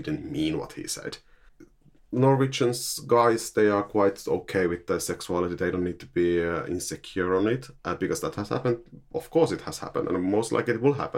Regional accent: Finland; moved away as an adult; now in Norway; born and raised in Finland.

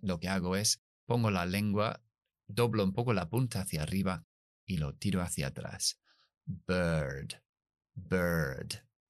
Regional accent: United Kingdom; accent: British English; yo soy británico, inglés británico. Esas Rs nunca las pronunciamos después de las vocales.

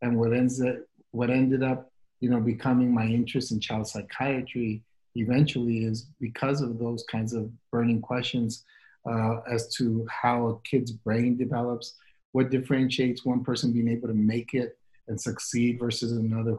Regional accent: El Paso, Texas, United States; moved away as an adult; also born or lived in Atlanta, Georgia; came back to El Paso, and I'd forgotten that when I left, I thought maybe the best thing for me to do is to come back and help the community

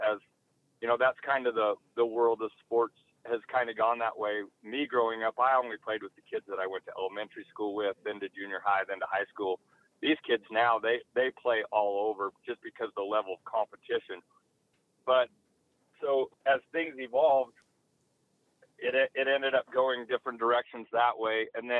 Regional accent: Utah, United States; growing up in Utah, you're pretty sheltered anyway, but getting to go to Texas and see a different side of the world and a different level

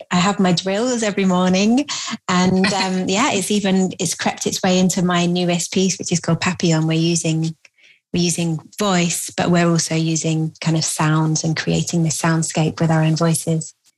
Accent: Bristol, South West England, United Kingdom; I grew up in Bristol

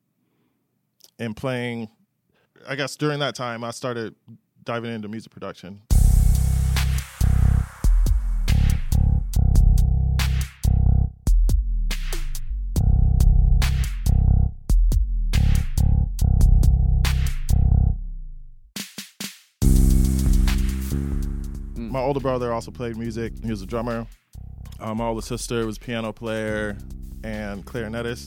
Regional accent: Jackson, United States; I grew up in Jackson, and then eventually middle school

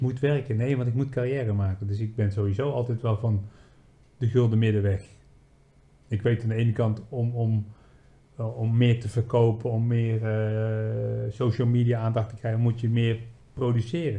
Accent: Netherlands; moved away; als Nederlanders

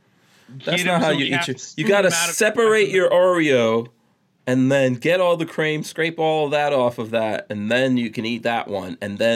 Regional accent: New York City, New York, United States; also born or lived in England; now in Florida, United States; I grew up in New York.

